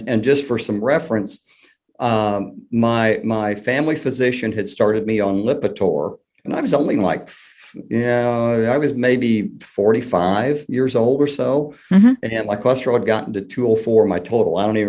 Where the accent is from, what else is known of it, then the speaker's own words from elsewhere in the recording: Kentucky, United States; accent: Southern; And thus my Southern accent, that and the fact that my mother was from Tennessee and my father was from Kentucky.